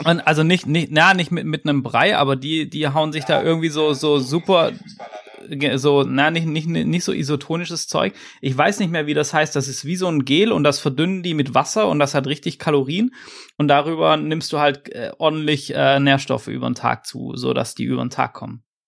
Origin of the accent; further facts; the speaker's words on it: Swabia, Germany; ich als, als Schwabe